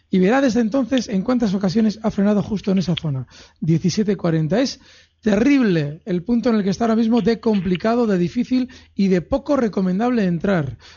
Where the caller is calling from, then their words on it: Valencia, Valencian Community, Spain; Buenas tardes … de Valencia.